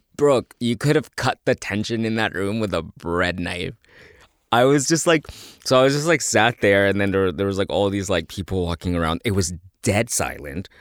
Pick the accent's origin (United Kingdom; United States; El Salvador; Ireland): El Salvador; "Oh, El Salvador."